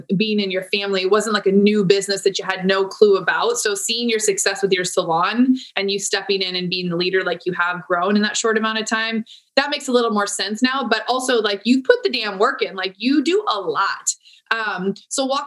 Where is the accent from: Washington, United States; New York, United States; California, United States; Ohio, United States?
California, United States; San Diego; I'm born and raised in San Diego